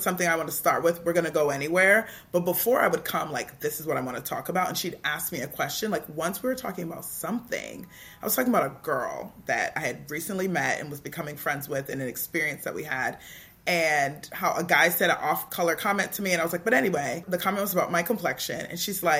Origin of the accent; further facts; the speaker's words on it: Toronto, Ontario, Canada; I grew up in Toronto in a culture that was very teen-centered